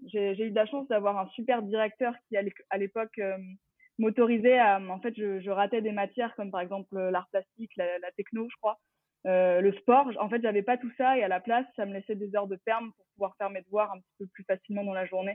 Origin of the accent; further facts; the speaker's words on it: Champigny-sur-Marne, Île-de-France, France; j'ai grandi euh, à Champigny-sur-Marne, exactement dans le 94, euh, dans le Val-de-Marne